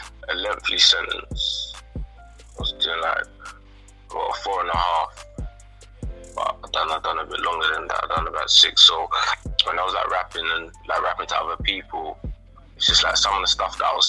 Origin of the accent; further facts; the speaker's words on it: London, United Kingdom; I'm from the fifth. I grew up in the fifth.